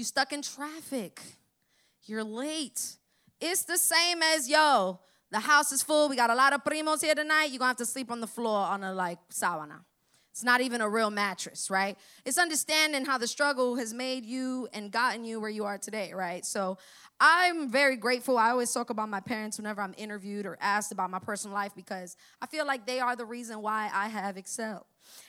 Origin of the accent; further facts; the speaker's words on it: Florida, United States; Now, I'm from Broward. I'm from way up north, right? That's where I'm traveling from today. And the 954, right?